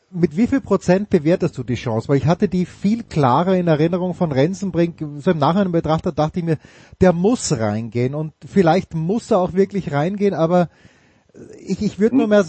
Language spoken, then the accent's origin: German; Wolfsberg, Carinthia, Austria; ASK Pumpenbauer Volzberg, wo ich herkomme, ein Testspiel gemacht 6 zu 0 gewonnen